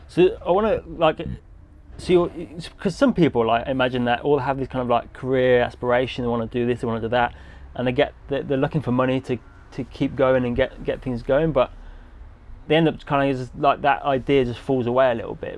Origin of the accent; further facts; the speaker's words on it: England, United Kingdom; I'm an English guy